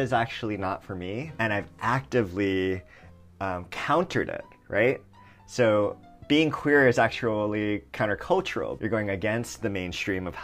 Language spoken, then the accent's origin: English; Hawaii, United States; moved away; I grew up in Hawaii